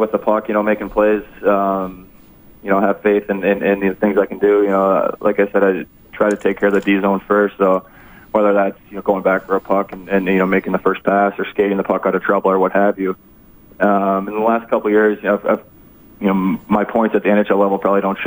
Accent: Upper Peninsula of Michigan, United States; born and raised in the Upper Peninsula of Michigan

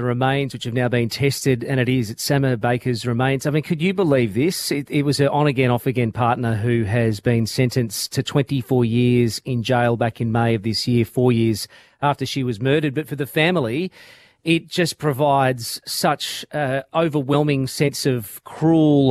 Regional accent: Australia

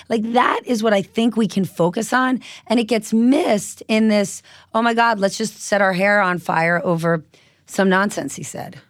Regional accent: New Jersey, United States; I was from New Jersey

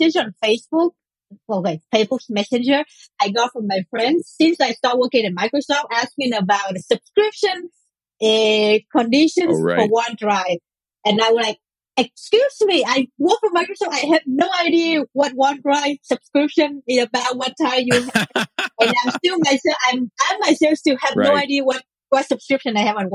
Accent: Israel; I'm also from Israel, but I'm living a bit in the north.

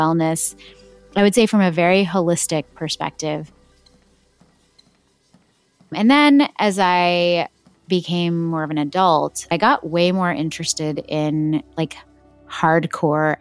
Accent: Texas, United States; My parents were born and brought up in South India, and I was born and brought up in Texas in America.

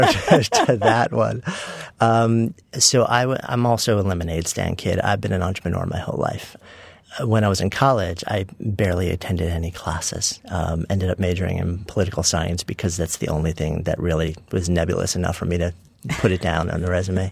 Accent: Port Washington, New York, United States; I grew up in a suburb of uh, New York City, Port Washington, also known as East Egg from the Great Gatsby

